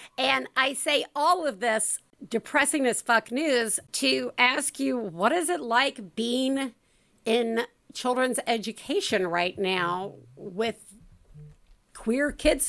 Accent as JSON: {"language": "English", "region": "the South", "country": "United States", "said": "As a Southerner myself"}